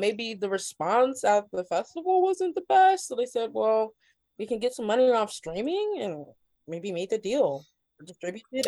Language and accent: English; Ohio, United States; I'm from the Midwest. I'm from Ohio